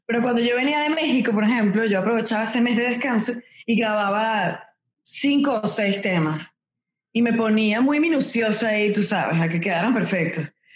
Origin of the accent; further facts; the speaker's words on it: Venezuela; moved away as an adult; now in Miami, United States; los dos somos venezolanos